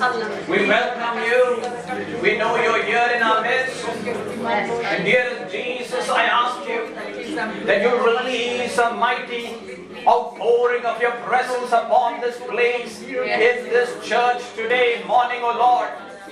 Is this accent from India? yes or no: yes; India; also born or lived in Kuwait; during the Gulf War, I was a little child, and I'm from India, and so we had to leave Kuwait to go back to our home country by flight.